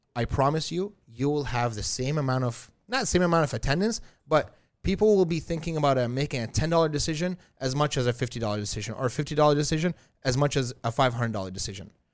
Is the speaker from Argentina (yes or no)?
no; Iraq; moved away; I was literally born during some bombings of America, bombing Iraq